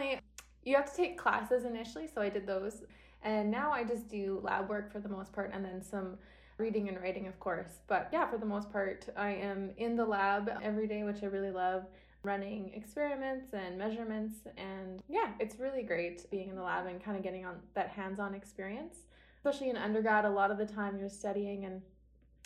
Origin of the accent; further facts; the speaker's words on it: Innisfail, Alberta, Canada; also born or lived in Edmonton; I grew up in Innisfil, which is a small town about 2 hours south of Edmonton